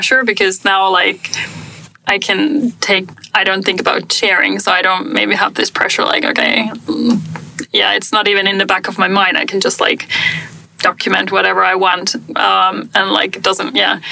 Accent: Finland; moved away; also born or lived in Germany; my home country

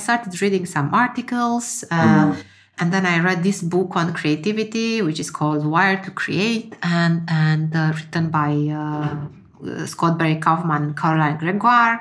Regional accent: Romania; moved away as an adult; now in Finland; I left my home country to move to Finland. I'm born in Romania. And when I was 20-something, I moved to Finland to study.

